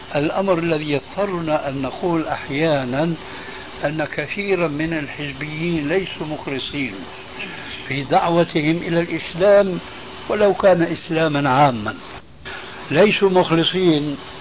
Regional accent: Syria; عندنا في سوريا

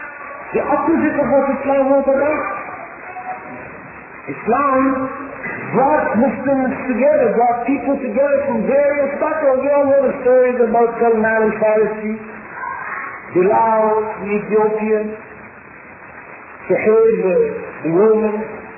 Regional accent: Jamaica; I'm a Jamaican.

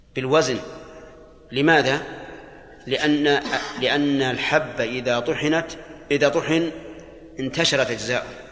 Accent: Al-Qassim, Saudi Arabia; عندنا في القصيم

